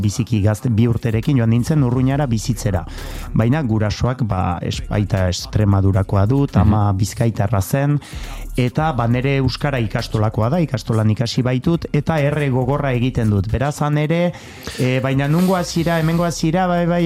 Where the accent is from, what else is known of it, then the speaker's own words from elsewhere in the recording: Labourd, Nouvelle-Aquitaine, France; ni lapurtarra naiz eta ala sentitzen naiz